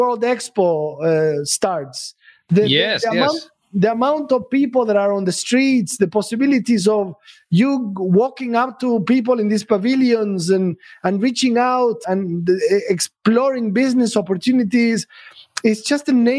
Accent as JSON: {"language": "English", "country": "Argentina", "moved": "as an adult", "lives_now": "Dubai, United Arab Emirates", "said": "When I first came here 15 years ago, I'm from Argentina"}